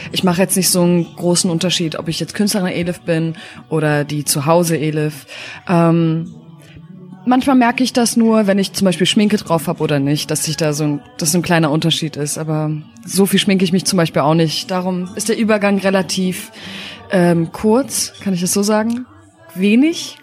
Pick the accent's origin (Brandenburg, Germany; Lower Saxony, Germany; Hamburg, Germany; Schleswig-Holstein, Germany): Lower Saxony, Germany; Hanover; now in Berlin, Germany; Ich komme aus Hannover.